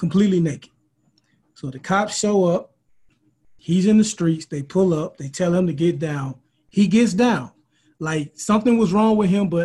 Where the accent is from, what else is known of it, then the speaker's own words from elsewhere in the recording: Mobile, Alabama, United States; We're both from Mobile.